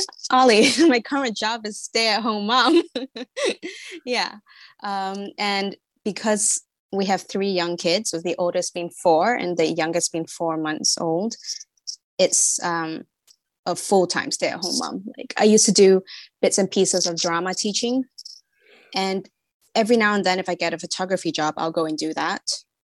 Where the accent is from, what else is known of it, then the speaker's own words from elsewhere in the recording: Singapore; I'm from Singapore. I didn't really grow up there so much. So I wanted to kind of get a feeling of my own culture